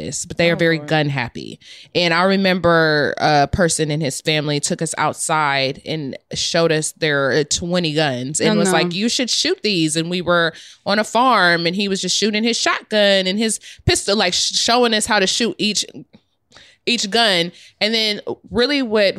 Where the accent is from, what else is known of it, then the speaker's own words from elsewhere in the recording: Ohio, United States; I'm from Ohio